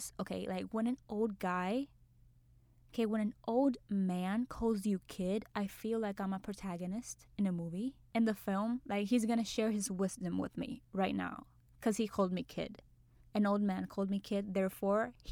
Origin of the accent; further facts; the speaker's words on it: Puerto Rico; moved away as an adult; now in New York, United States; I was born and raised in Puerto Rico. Now I'm living in New York